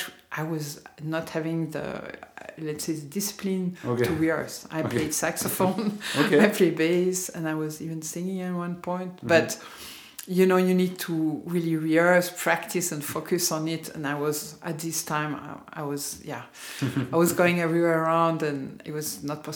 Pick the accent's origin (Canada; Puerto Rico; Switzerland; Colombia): Switzerland; Lausanne, Vaud; born there; also born or lived in Geneva / London; Like, I was born in Lausanne.